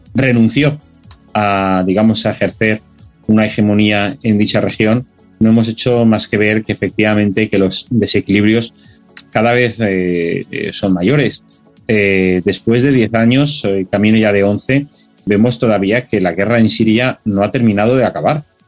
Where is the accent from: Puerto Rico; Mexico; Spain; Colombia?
Spain; como español